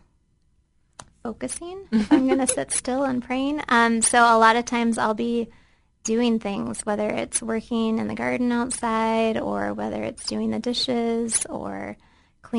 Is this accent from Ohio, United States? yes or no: yes; Central Ohio, United States; moved away as an adult; now in Bahrain; I grew up right here in Central Ohio